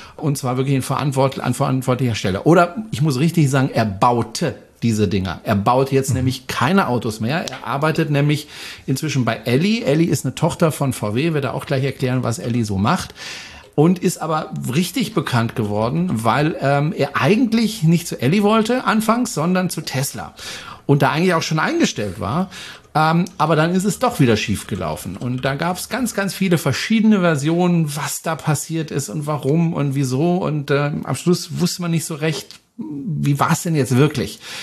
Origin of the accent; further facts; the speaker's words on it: Freiburg, Baden-Württemberg, Germany; moved away; Ich komme ja ursprünglich aus Freiburg